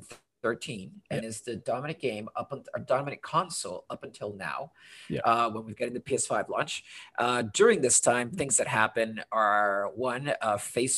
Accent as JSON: {"language": "English", "country": "Honduras", "also_born_or_lived": "London, United Kingdom / United States", "moved": "yes", "lives_now": "Portland, United States", "said": "I am currently in Portland, but am originally from Honduras"}